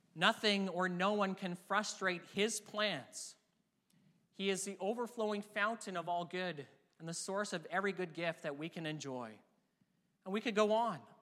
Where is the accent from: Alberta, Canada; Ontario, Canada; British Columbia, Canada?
British Columbia, Canada; near Vancouver, BC; I grew up near Vancouver, B C, and all my life I've cheered for the Vancouver Canucks